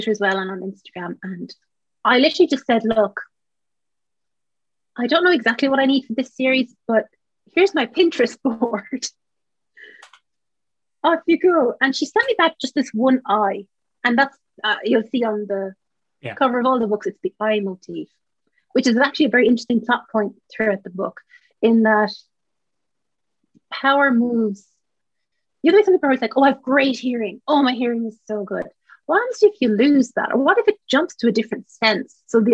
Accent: Ireland; as Irish writers

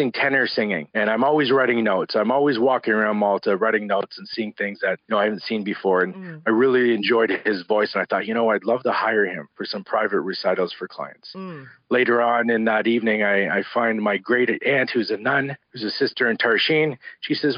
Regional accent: Canada; also born or lived in Hamilton, Ontario; I grew up in Canada with my brother

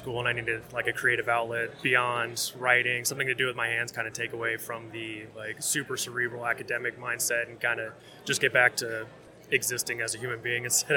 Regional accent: Columbia, Missouri, United States; From Columbia, Missouri, Central Missouri.

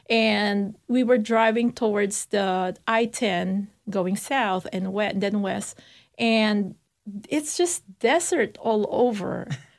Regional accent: Philippines; moved away as an adult; also born or lived in Texas; now in Mesquite, United States; Like what I said, I'm from the Philippines with 7,100-something islands

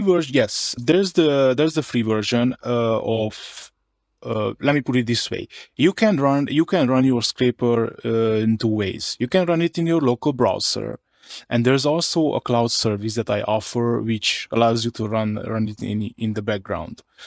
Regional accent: Harghita County, Romania; first language Hungarian; English is a second language; I'm from another county, uh, in Romania. It's, it's called Harghita

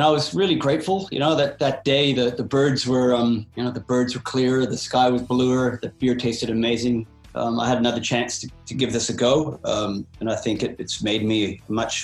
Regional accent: Canada; moved away as an adult; also born or lived in Jasper National Park, Alberta; now in Perth, Australia; I was born in Canada, so I kind of moved to the Rockies in kind of the early 90s

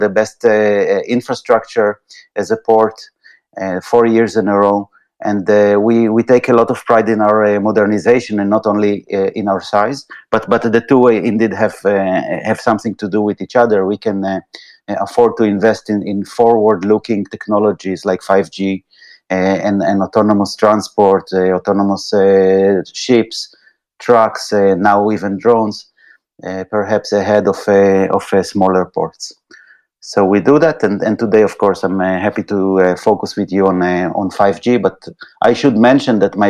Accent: Israel; moved away as an adult; also born or lived in United States; now in Netherlands; I'm coming originally from Israel

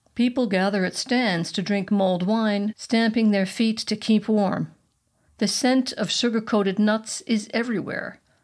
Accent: United States; now in Germany; not only am I not Bavarian, I'm American

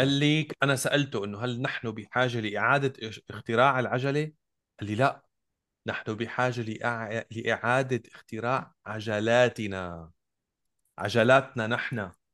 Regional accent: Damascus, Damascus Governorate, Syria; انا بالنهايه ابن الشام انتمي للشام مدينتي

